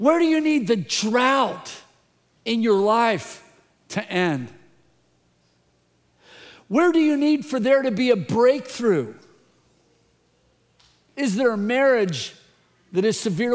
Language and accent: English; the Bay Area, California, United States; I grew up in the Bay Area. I love the Bay Area.